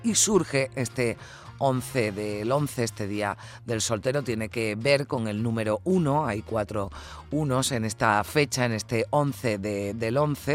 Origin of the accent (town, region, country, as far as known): Spain